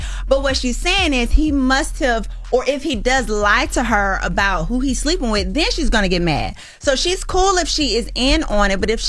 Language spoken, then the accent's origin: English; the South, United States; come on, we're from the South, Porsha.